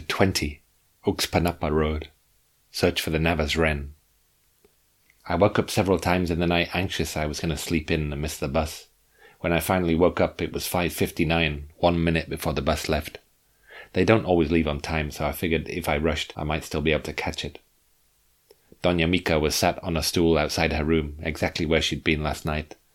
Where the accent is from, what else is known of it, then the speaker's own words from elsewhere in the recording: England, United Kingdom; I came from England.